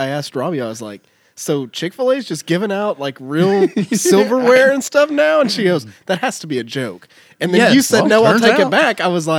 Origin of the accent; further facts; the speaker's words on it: Poteau, southeast Oklahoma, United States; I'm from Poto.